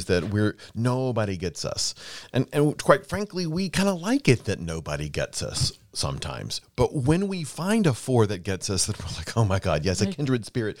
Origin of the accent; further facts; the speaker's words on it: Mississippi, United States; he said, well, where are you from? And I said, I'm from Mississippi. And he said, well, I don't hear an accent.